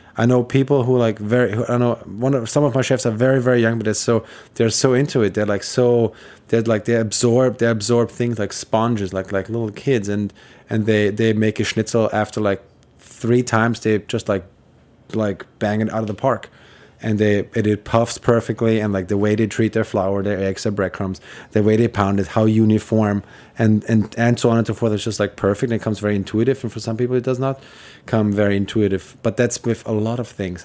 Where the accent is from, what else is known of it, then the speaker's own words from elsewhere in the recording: Vienna, Austria; moved away as an adult; now in New York City, United States; I am from Vienna. I grew up there, and I, I moved, uh, to the U S when I was twenty-one